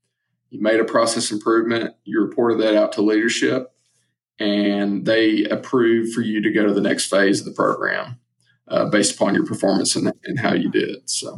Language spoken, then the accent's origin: English; Southeast, United States; growing up in the Southeast and watching SEC football